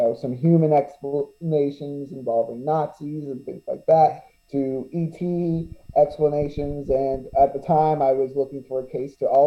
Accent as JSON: {"language": "English", "town": "Sarasota", "region": "Florida", "country": "United States", "said": "I'm from Sarasota"}